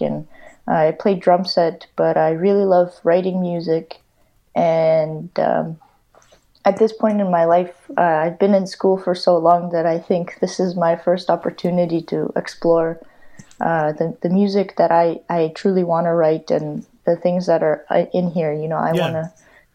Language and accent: English; Winnipeg, Manitoba, Canada; moved away as an adult; now in Valencia, Spain; I grew up in Winnipeg. I wasn't born in Winnipeg